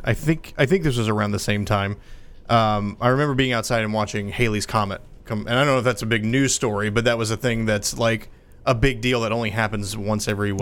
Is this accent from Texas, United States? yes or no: yes; Texas, United States; which we're fifth generation Texans, and then we came over from England. So yeah, very very traditional. Landed in North Carolina, and then just kind of moved west from there.